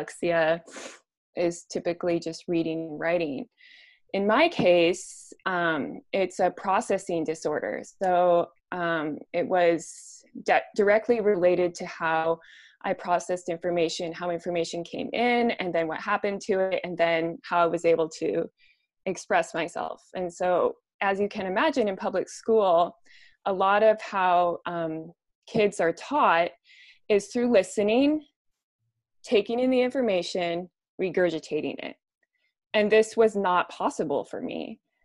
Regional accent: Spokane, Washington, United States; I grew up in Spokane, Washington.

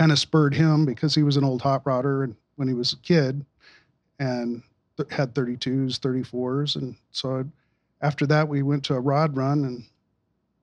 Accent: Yuma, Arizona, United States; growing up in Yuma, Arizona, there was a lot of restored cars

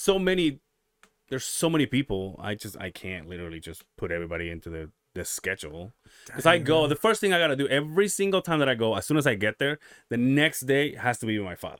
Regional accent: Yucatán Peninsula, Mexico; moved away; I'm from the Yucatan Peninsula.

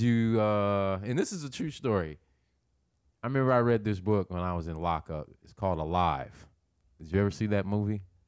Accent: Nebraska, United States; I'm from Nebraska, but I've never been on a farm.

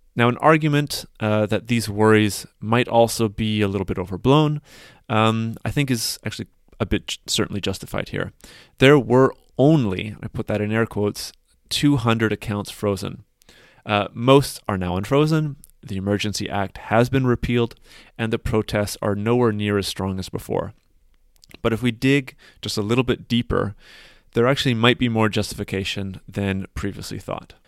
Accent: Canada; moved away; my home country

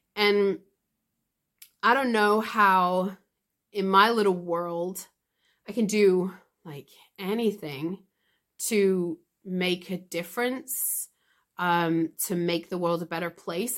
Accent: United Kingdom; I'm British. We suck infamously at learning languages

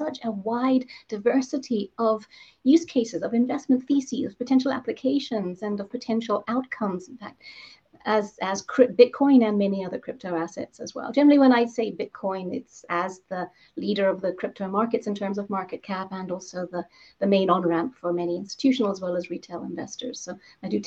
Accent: Zambia; moved away; I grew up in Zambia

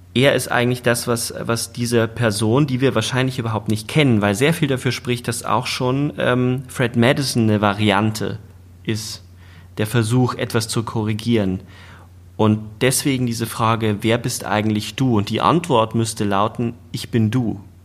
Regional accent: Germany; als Deutsche

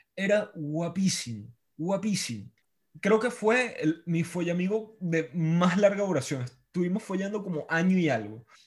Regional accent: Venezuela; moved away; Yo extraño cosas de mi infancia en Venezuela

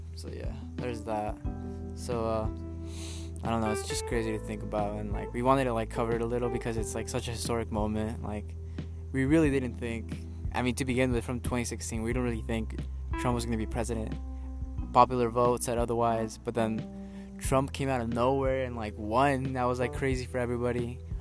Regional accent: California, United States; I'm from California

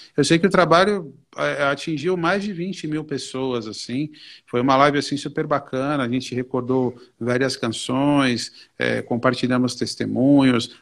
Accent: São Paulo, Brazil; eu sou da Zona Norte, moro na região de Santana

